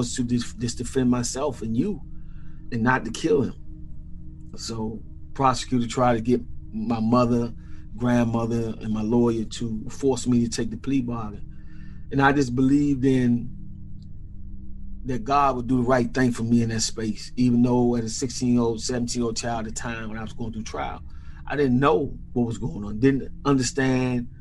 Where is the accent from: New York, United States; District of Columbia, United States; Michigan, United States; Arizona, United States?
District of Columbia, United States; Washington; as a child growing up in Washington, D.C., it was a city that I loved then